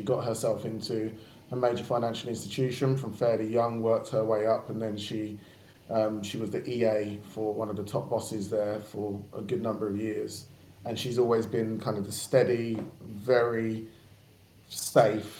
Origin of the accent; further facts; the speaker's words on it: Barking, London, United Kingdom; I'm from Barking, but I was going out to a school further out in Essex